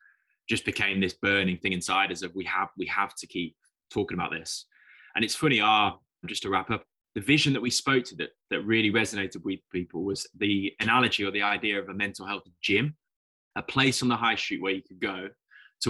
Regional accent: the Midlands, England, United Kingdom; I'm coming from the Midlands in the UK, in England

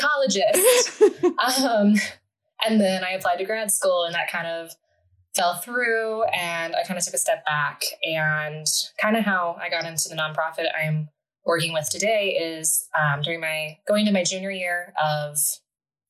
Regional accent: Delaware, Ohio, United States; I grew up pretty close to where I'm currently living. I'm from Delaware, Ohio, which is right outside of Columbus

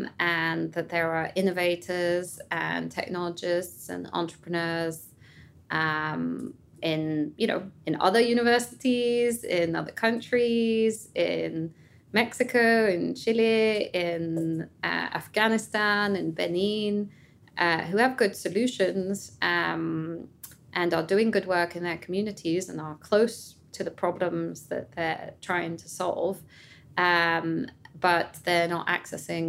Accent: France; also born or lived in London / New York; now in Boston, United States; I'm French originally

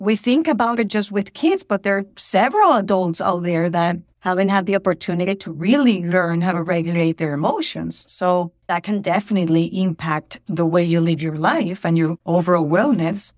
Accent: Venezuela; English is a second language; moved away as an adult; also born or lived in Boston, Massachusetts; now in United States; I was born in Venezuela, in South America. And at the age of twenty-three, I thought I want to experience what it would be to live somewhere else

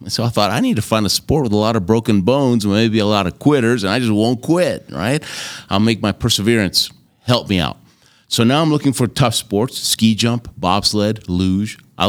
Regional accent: Argentina; born there; And I happened to tell him that I was born in Argentina.

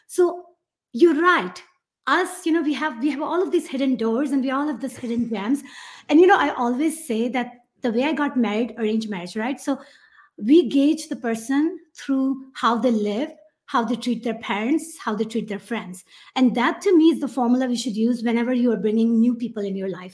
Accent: Karachi, Sindh, Pakistan; English is a second language; moved away as an adult; now in United States; I'm from Karachi, Pakistan. I was born and raised there.

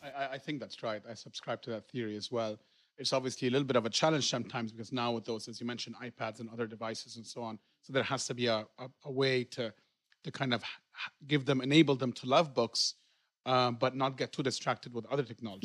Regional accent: Egypt; moved away; I grew up in Egypt, and I was in German school

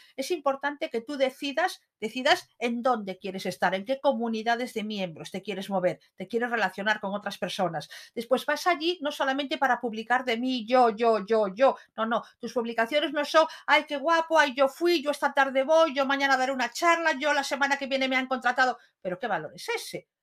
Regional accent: Lugo, Galicia, Spain; Como buenos gallegos

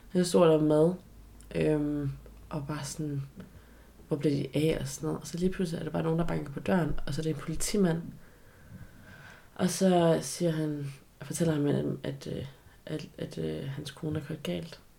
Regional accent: China; bare lige for at markere endnu mere tydeligt, at jeg er fra Kina.

